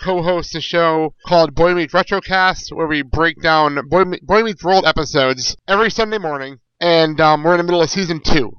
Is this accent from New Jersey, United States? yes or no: yes; New Jersey, United States; I'm actually a Jersey boy. I grew up in New Jersey